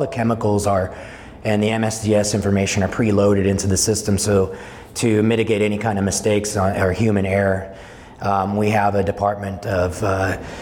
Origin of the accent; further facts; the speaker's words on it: Salinas, California, United States; also born or lived in Bay Area, California; we moved to the Salinas Valley in 1981, and I grew up in Salinas